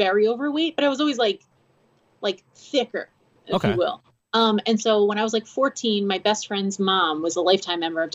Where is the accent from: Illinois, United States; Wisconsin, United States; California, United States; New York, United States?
New York, United States; Stony Brook; now in Orange County, New York, United States; I was born in Stony Brook and we lived in Miller Place, but then we moved upstate